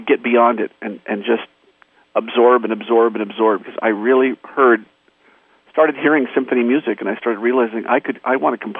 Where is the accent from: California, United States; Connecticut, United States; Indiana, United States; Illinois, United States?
California, United States; Torrance; I grew up in Torrance, and the city next door to Torrance is Hawthorne